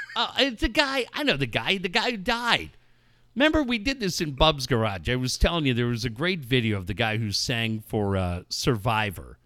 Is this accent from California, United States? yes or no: yes; Cardiff-by-the-Sea, California, United States; growing up in Cardiff and being lucky enough to be living